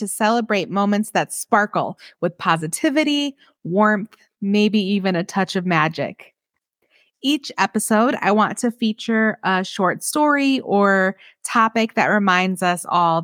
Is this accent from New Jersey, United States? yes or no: no; Michigan, United States; moved away as an adult; also born or lived in Kansas City; now in New Mexico, United States; I grew up in Michigan and then lived in Kansas City.